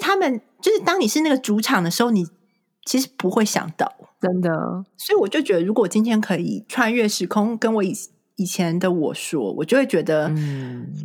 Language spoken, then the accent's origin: Chinese; Taiwan; moved away as an adult; now in United States; 我身为台湾人